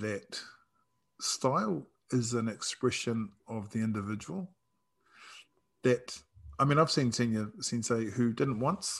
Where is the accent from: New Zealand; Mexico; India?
New Zealand; I'm Māori and I'm Samoan and I'm from New Zealand and from the Pacific.